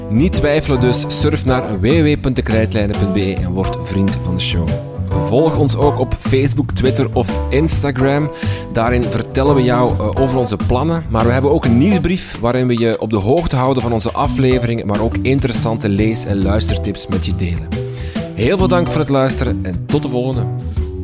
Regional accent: Flanders, Belgium; bij ons in Vlaanderen

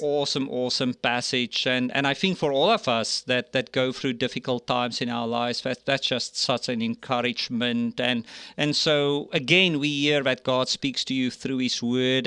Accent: South Africa; moved away; I grew up in South Africa, born and raised there

